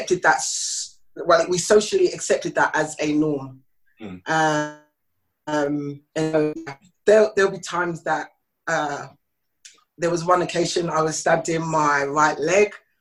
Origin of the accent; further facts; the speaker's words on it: London, United Kingdom; I'm originally from South of the Waters. I'm a South London girl